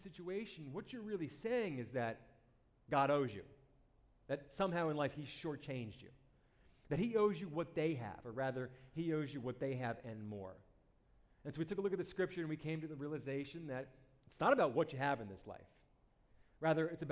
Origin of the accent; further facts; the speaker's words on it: New Jersey, United States; I'm from New Jersey